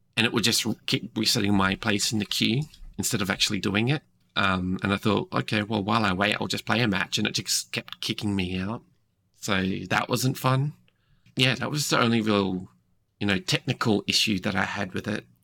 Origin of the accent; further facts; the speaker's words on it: Australia; I'm from Australia